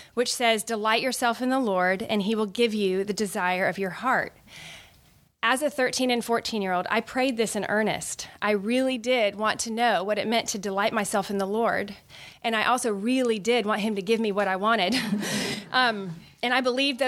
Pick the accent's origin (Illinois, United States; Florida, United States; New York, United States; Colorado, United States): Florida, United States; Orlando; moved away as an adult; also born or lived in Birmingham, Alabama / New Jersey; I grew up in Orlando, Florida.